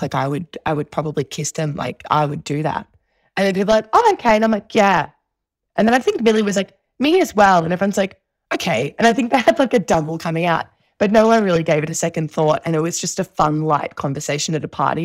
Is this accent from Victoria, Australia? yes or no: yes; Melbourne, Victoria, Australia; I grew up in Southeast, uh, Victoria, in Melbourne